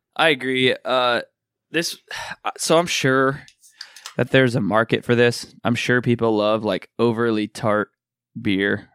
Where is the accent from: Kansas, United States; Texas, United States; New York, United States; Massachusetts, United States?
Kansas, United States; I'm a person from Kansas.